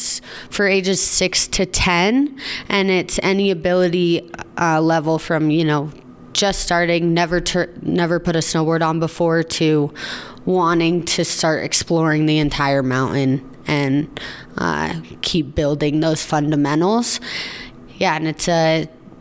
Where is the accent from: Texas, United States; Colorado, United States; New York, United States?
Colorado, United States; Steamboat Springs; growing up in Steamboat and snowboarding on the team.